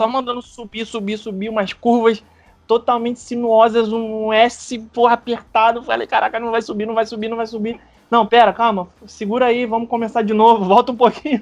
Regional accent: Rio de Janeiro, Brazil; moved away as an adult; now in Orlando, United States; morou eu e Rebeca a vida inteira no Rio de Janeiro

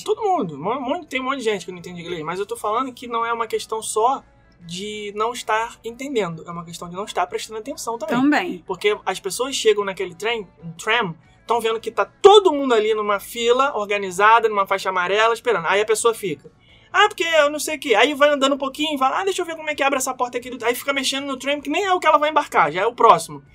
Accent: Brazil; accent: Brazilian; now in United States; eu sou brasileiro e eu falo português

